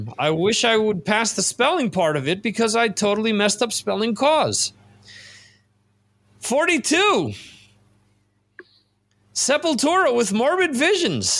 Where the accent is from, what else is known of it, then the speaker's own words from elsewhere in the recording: New Jersey, United States; From my home state